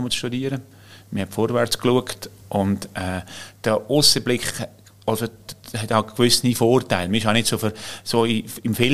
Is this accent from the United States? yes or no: no; Switzerland; wir sind eine Familie, wir sind eine Schweizer Familie